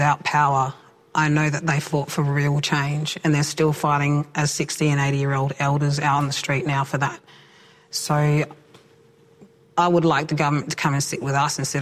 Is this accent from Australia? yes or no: yes; Point Pearce, South Australia, Australia; I was raised on Point Pierce Mission, one of the oldest missions here in South Australia